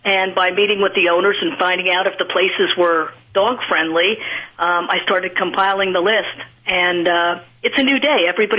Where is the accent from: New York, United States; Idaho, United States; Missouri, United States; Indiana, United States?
New York, United States; New York City; New York City, that's my hometown. Okay. So that was easy to do, having grown up there.